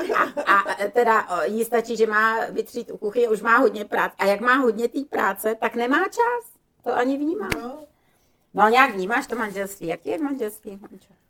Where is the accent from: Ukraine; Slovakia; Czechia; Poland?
Slovakia; My jsme se scházeli vždycky na Slovensku, já jsem ze Slovenska, u babičky